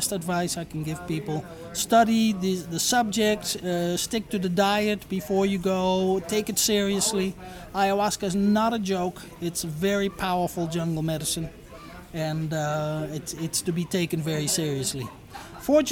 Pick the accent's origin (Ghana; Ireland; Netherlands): Netherlands; moved away as an adult; now in Iquitos, Peru; I am from Holland. I grew up in the Netherlands